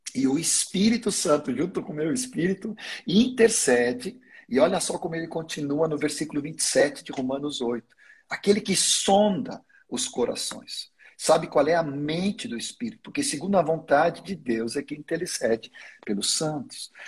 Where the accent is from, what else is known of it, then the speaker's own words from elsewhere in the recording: Sweden; first language Swedish; Portuguese is a second language; now in Brazil; eu nasci na Suécia, então a minha língua materna é sueco. Claro que depois de 50 anos no Brasil, eu, eu já consegui dominar o português, basicamente.